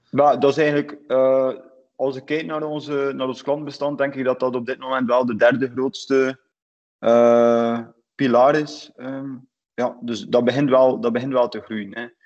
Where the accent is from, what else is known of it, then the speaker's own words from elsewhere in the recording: West Flanders, Belgium; also born or lived in San Francisco, United States; West-Vlaamse eh, ondernemer